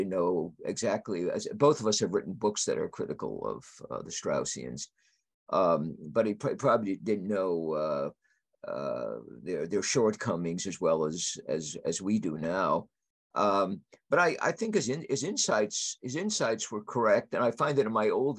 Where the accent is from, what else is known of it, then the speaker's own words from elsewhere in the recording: United States; As an American conservative